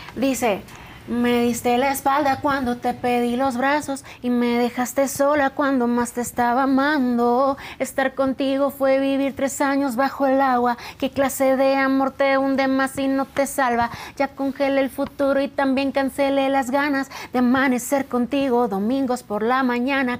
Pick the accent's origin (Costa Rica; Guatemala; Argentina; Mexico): Mexico; San Luis Río Colorado, Sonora; moved away as an adult; now in Mexico City, Mexico; Yo soy de San Luis de Colorado, pero tiene 11 años que me vine aquí a Ciudad de México